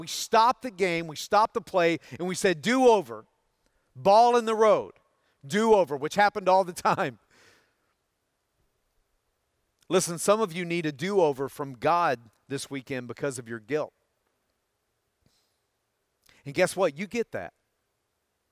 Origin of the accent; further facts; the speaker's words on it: Tennessee, United States; Growing up in Tennessee, all of the neighborhood boys would come over to my house after school.